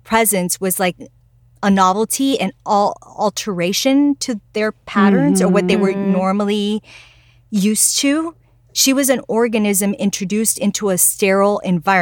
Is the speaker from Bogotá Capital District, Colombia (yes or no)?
yes; Bogotá, Bogotá Capital District, Colombia; moved away; also born or lived in New York; I'm from Bogota, Colombia